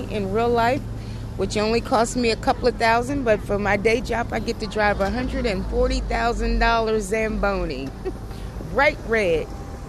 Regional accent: Washington, District of Columbia, United States; I'm a Washingtonian, born and raised in Washington, raised on Capitol Hill.

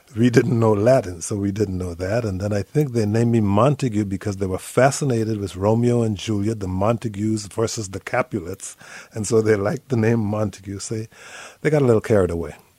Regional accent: Guyana; moved away as an adult; also born or lived in Montreal, Canada / New York, United States; now in United States; I am from Guyana. It's the only English speaking country in South America.

